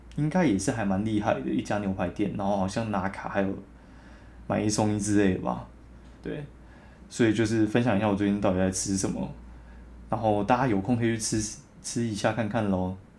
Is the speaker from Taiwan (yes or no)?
yes; southern Taiwan, Taiwan; 我南部人爆喜欢甜的